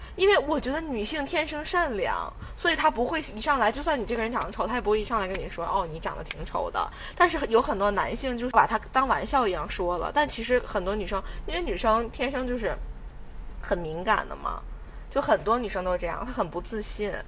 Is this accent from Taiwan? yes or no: no; China; 是因为你是作为一个中国人，我们是属于同一个国籍的